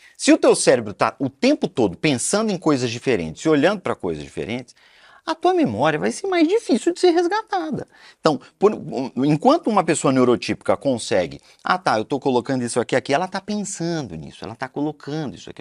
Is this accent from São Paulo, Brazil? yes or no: no; Belém, Pará, Brazil; moved away; Eu sou de Belém do Pará e lá era muito quente